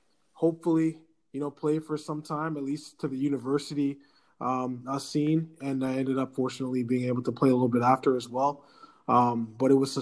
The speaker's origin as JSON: {"language": "English", "town": "Ottawa", "region": "Ontario", "country": "Canada", "tie": "born or raised there", "also_born_or_lived": "Nova Scotia", "said": "I grew up in the Ottawa community where I spent all my time playing sports"}